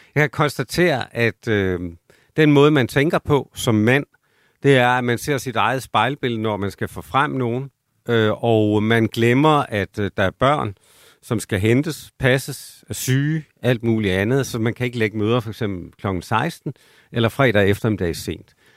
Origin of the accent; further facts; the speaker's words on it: South Jutland, Southern Denmark, Denmark; min opvækst i Sønderjylland